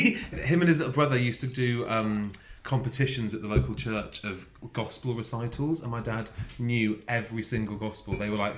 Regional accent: Altrincham, North West England, United Kingdom; moved away; We actually don't live in Manchester anymore. So I can tell. I grew up in Altrincham.

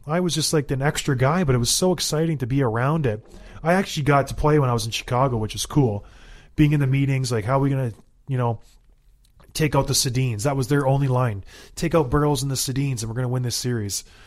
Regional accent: Edmonton, Alberta, Canada; I was born in Edmonton. I have a, a tie to that city

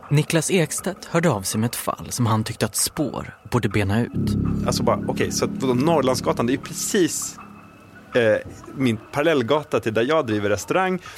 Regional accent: Stockholm, Stockholm County, Sweden; Som stockholmare då och som jag driver restaurang på Regeringsgatan så är det så här, ganska...

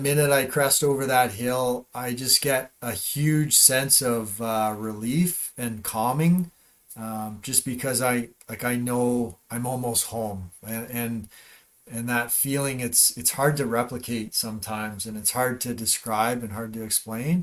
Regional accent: Northern Ontario, Canada; I grew up in Northern Ontario

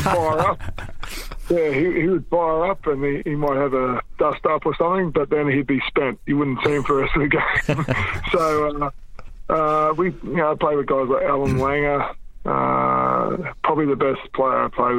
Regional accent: Brisbane, Queensland, Australia; also born or lived in New Zealand; even though I was born in New Zealand, I lived there till I was 9 years of age. My family, like a lot of Kiwi families, looked for better opportunities and moved to Australia. And when I moved to Australia, I moved to Queensland, Brisbane

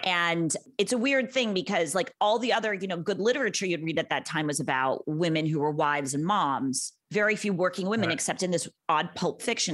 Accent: Los Angeles, California, United States; also born or lived in Santa Monica / Venice; I'm from Los Angeles. I am one of the rare natives

